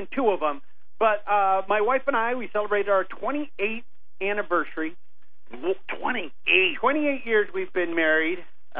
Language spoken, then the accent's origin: English; Rupert, Idaho, United States; moved away; my hometown in Rupert.